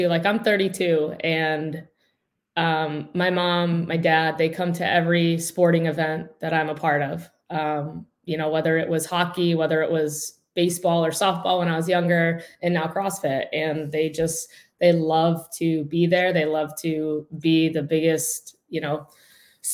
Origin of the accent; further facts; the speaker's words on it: Pennsylvania, United States; I'm from Pennsylvania. I live in, it's called the town Oliphant, but it's in Wilkes-Barre Scranton area